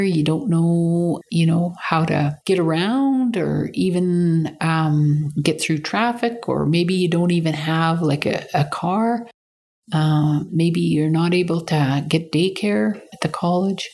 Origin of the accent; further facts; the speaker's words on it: Teslin, Yukon, Canada; I am Inland Tlingit from Teslin. This is my hometown where I live